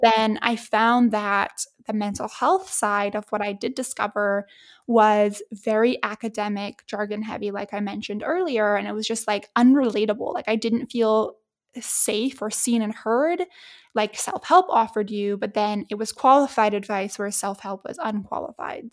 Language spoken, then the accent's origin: English; Edmonton, Alberta, Canada; my hometown at Edmonton.